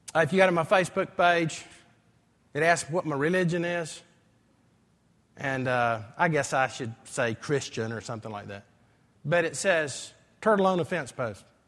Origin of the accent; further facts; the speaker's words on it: Greenville, South Carolina, United States; moved away as an adult; also born or lived in Columbia / Saint Louis, Missouri; the way I grew up in Greenville High School